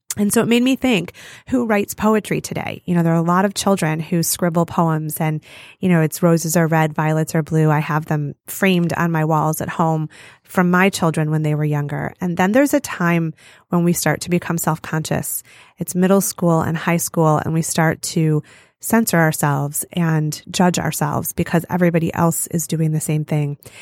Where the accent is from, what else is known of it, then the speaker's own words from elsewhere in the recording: Farmington Hills, Michigan, United States; So I grew up in Farmington Hills, Michigan